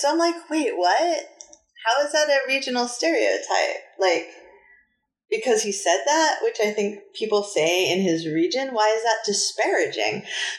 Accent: New Hampshire, United States; accent: New Hampshire; In my New Hampshire accent.

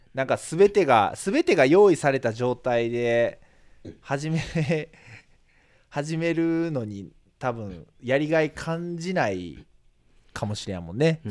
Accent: Yokkaichi, Mie, Japan; 地元が四日市っていうこともあって

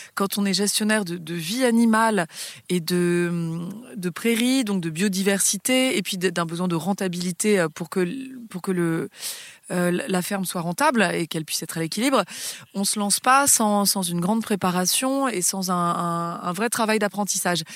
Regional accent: Paris, Île-de-France, France; moved away; j'ai grandi euh, dans Paris puisque je suis née euh, sur l'île de la Cité

